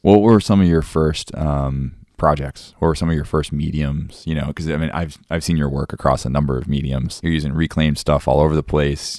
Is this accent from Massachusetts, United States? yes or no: yes; Cape Cod, Massachusetts, United States; growing up in Cape Cod